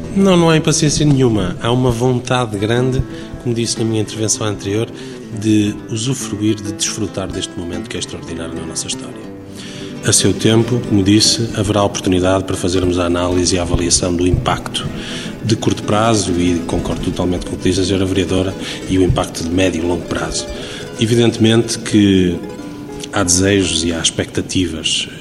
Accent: Guimarães, Norte, Portugal; enquanto vimaranense, enquanto dirigente associativo

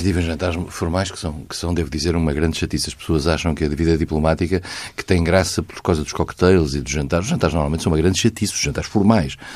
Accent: Vila Real, Norte, Portugal; moved away; also born or lived in Lisbon; sou de Vila Real e vivi em Lisboa

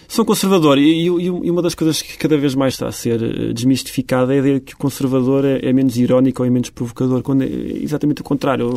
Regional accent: Beira Alta, Portugal; eu sou de facto um beirão e vivi 20 anos na, na beira alta

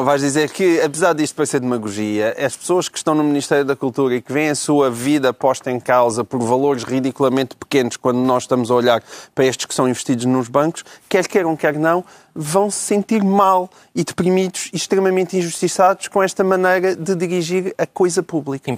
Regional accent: Portugal; como português

